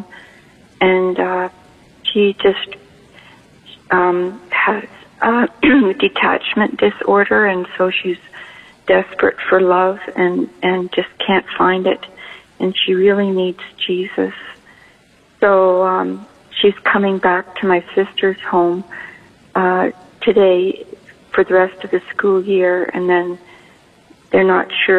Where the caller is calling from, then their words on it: Canada; I'm calling from Canada.